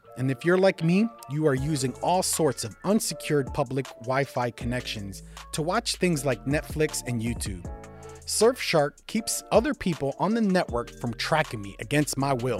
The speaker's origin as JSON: {"language": "English", "town": "Jerusalem", "region": "Jerusalem District", "country": "Israel", "tie": "born or raised there", "said": "I remember as a little child, I grew up in Jerusalem, right?"}